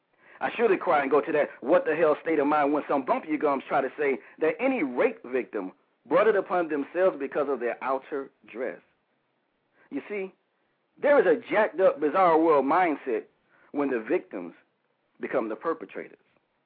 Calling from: Huntersville, North Carolina, United States; Calling from Huntersville, North Carolina.

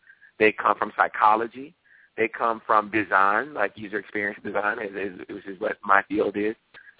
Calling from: Tysons Corner, Virginia, United States; So USA Today is headquartered in McLean, Virginia. So I'm right here in Tysons Corner, about 15 minutes outside of D.C. So I'm in the D.C. area.

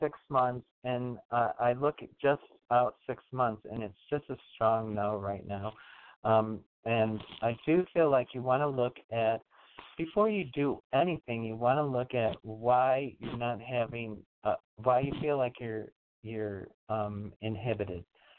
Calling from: New York, United States; from New York.

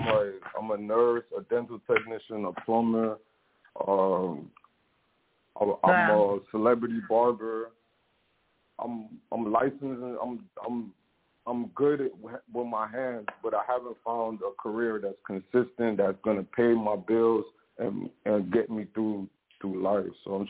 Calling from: Florida, United States; Hey, I'm calling from Florida.

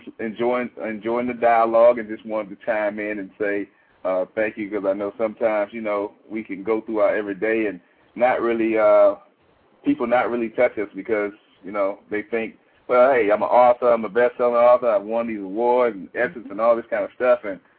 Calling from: Atlanta, Georgia, United States; I'm actually calling from Atlanta, Georgia.

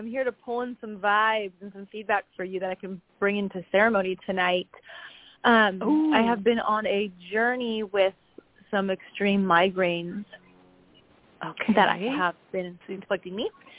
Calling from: San Luis Obispo, California, United States; from San Luis Obispo.

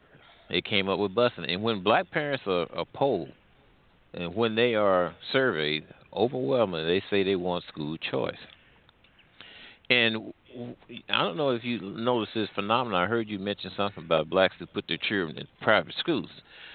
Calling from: St. Louis, Missouri, United States; I'm calling from the St. Louis area.

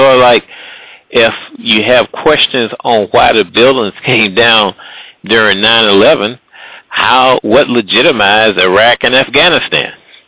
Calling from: Midwest, United States; I'm calling from the Midwest.

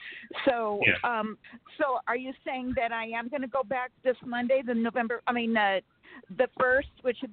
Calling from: Sacramento, California, United States

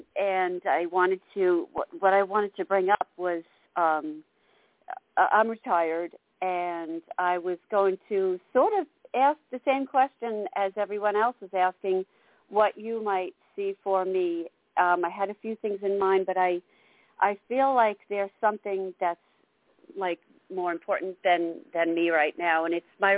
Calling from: New York, United States; I'm calling from New York.

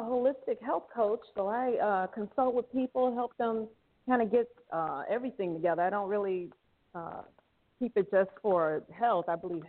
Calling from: Thailand; I'm calling in from Thailand, and I just had a break from class

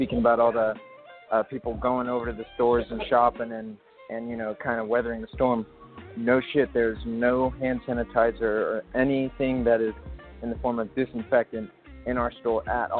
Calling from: Stockton, California, United States; Calling from Stockton, California.

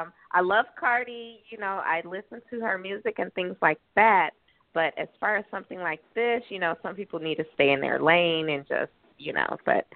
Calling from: Southwest Florida, United States; I'm calling from Florida, Southwest Florida.

